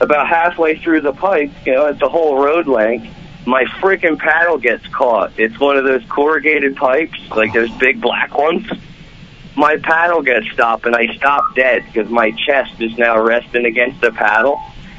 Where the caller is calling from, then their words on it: Briningsville, Pennsylvania, United States; from Briningsville, PA.